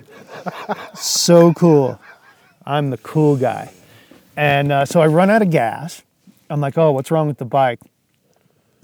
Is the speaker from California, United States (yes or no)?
no; Long Island, New York, United States; moved away as an adult; now in Colorado, United States; I grew up in New York, just outside the city on Long Island